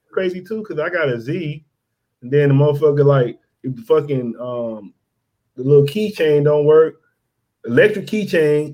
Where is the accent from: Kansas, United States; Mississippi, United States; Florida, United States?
Mississippi, United States; moved away; I'm from Mississippi